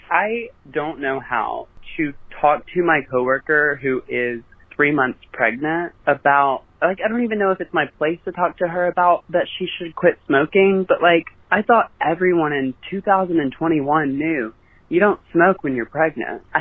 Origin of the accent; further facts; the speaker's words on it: Mississippi, United States; and I'm from Mississippi, which is, uh, i I might be the only listener from Mississippi, to be honest.